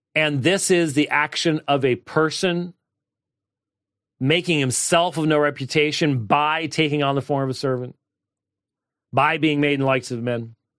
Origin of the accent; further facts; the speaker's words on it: Minnesota, United States; moved away; Home state as in my State of my birth. It's not my home state. State of my birth